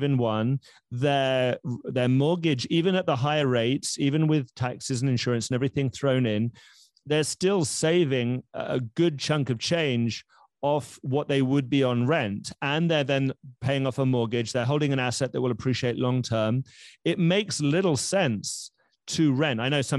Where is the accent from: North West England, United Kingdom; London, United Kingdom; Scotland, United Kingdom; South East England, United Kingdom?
London, United Kingdom; now in Miami, United States; I grew up in Round Kensington